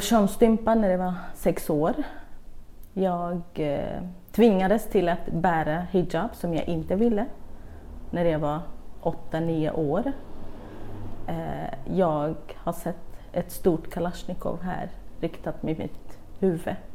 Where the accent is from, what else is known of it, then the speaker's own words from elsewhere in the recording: Kurdistan Region, Iraq; Swedish is a second language; now in Sweden; jag växte upp i södra Kurdistan, eller Irak